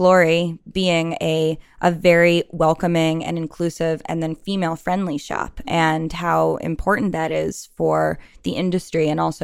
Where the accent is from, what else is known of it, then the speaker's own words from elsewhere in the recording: New York, United States; I'm also from New York.